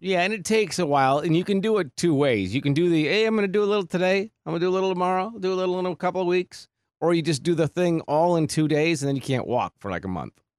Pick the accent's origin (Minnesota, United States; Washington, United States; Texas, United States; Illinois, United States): Minnesota, United States; North St. Paul; moved away as an adult; also born or lived in New Prague, Minnesota / North Platte, Nebraska / Bismarck, North Dakota / Omaha, Nebraska; I grew up in Saint Paul, north Saint Paul